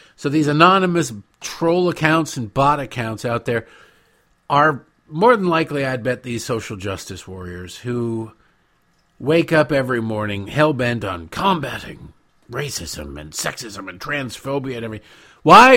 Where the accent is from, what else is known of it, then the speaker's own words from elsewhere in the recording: United States; I'm an American